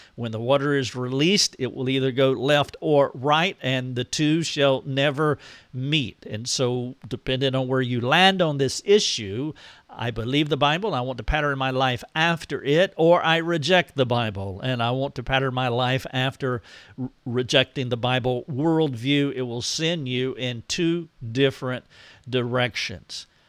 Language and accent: English; United States; I am an American